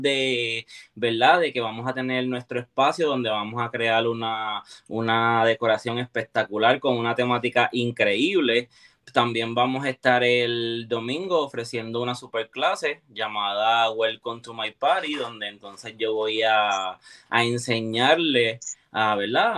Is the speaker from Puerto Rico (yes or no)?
yes; Puerto Rico; now in Florida, United States; vengo directamente desde Puerto Rico. Eh, orgullosamente puertorriqueño, vivo en el área de, de Palm Florida